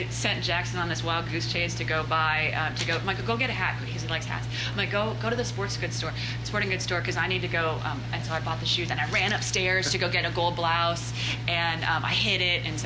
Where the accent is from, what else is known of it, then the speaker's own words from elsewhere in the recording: Scotland, United Kingdom; now in United States; Uh, Scotland. Scotland.